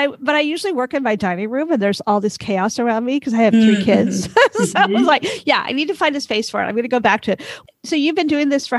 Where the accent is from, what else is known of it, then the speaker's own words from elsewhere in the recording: United States; I'm American